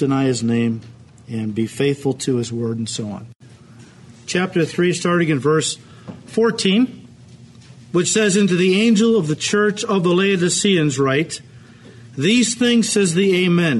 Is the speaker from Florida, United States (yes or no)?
no; Chicago, Illinois, United States; I don't technically live in Chicago, but Chicago is my city. When I go places and people say, where are you from? I say, Chicago